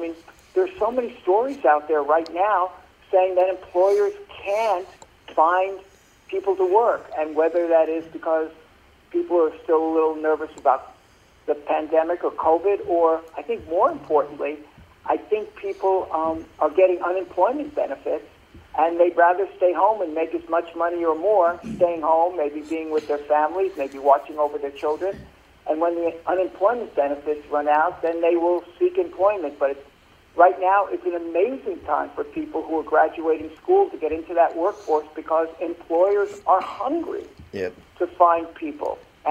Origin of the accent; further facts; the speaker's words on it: Brooklyn, New York, United States; Well, I grew up in Brooklyn, New York.